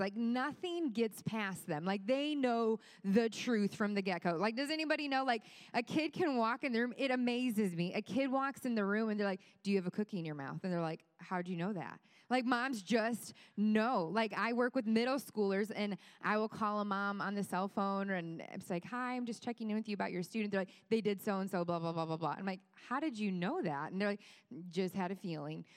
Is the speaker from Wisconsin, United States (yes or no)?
yes; Kenosha, Wisconsin, United States; now in Greenwood, Indiana, United States; my family came in town from the beautiful state of Wisconsin